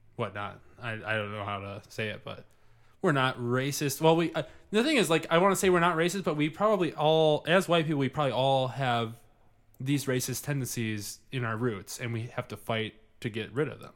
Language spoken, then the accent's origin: English; Livonia, Michigan, United States; I grew up in Livonia, Michigan.